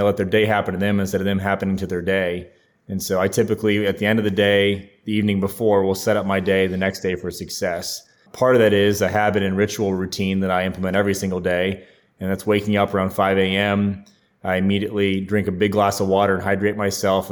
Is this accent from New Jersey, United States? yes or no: no; Ohio, United States; moved away as an adult; also born or lived in Clemson, South Carolina / Charleston, South Carolina; now in Nashville, United States; my home state of Ohio